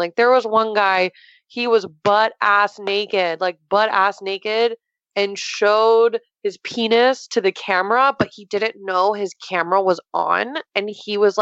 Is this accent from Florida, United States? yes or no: yes; Florida, United States; moved away; But yes, I'm from Florida. I'm from 2 hours south of Tampa.